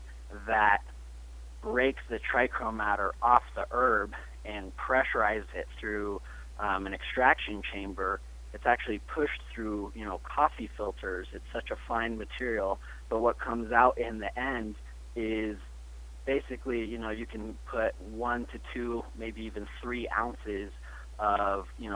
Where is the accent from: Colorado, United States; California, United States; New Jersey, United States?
Colorado, United States; Denver; I'm born and raised in Denver, Colorado